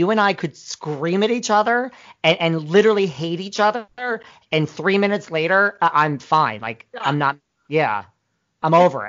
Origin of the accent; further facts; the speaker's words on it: New York City, New York, United States; Well, I'm from New York City